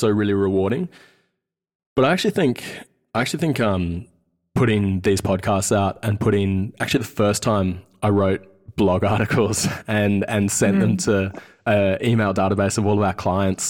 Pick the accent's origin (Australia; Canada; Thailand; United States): Australia; Sydney, New South Wales; accent: Australian; also born or lived in Wellington, New Zealand; We grew up in West Sydney, in Carlingford, and my brothers and I quickly lost our Kiwi accent after getting told to say six over and over again